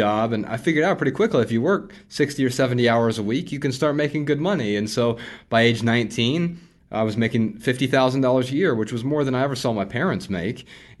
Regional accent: Dayton, Ohio, United States; I grew up really poor in Dayton, Ohio, on food stamps and welfare, government assistance, you know, WIC programs

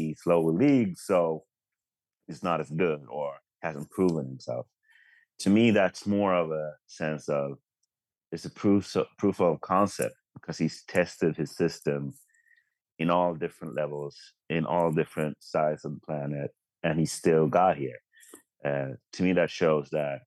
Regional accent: Sweden; as a Swedish Spurs fan

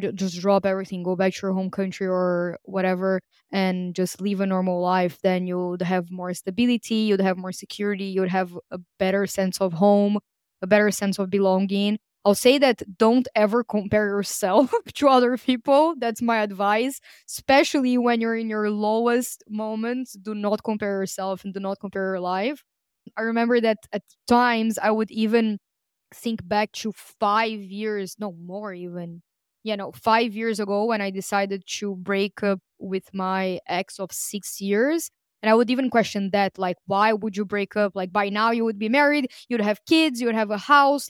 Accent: Brazil; English is a second language; moved away; also born or lived in Greece; I was born in Brazil

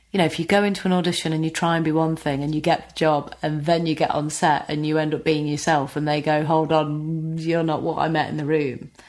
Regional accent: East Midlands, United Kingdom; accent: Nottinghamshire; I would try and change my accent slightly, you know, make it less Notts

